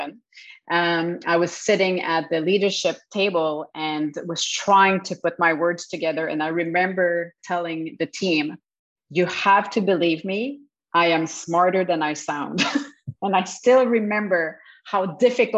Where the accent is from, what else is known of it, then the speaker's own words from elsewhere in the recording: Montreal, Quebec, Canada; English is a second language; moved away as an adult; also born or lived in Kelowna, British Columbia; now in Montreal, Canada; I was raised in Montreal, so I'm definitely French Canadian.